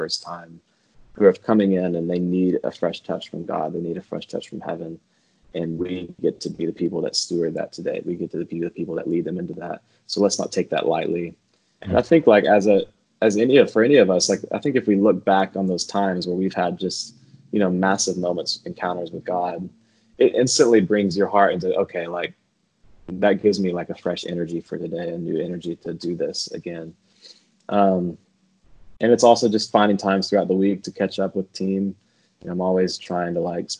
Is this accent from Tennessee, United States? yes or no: yes; Nashville, Tennessee, United States; Yeah, I grew up in Nashville. Well, I was born in East Tennessee and moved to Nashville when I was in third grade. So Nashville's definitely home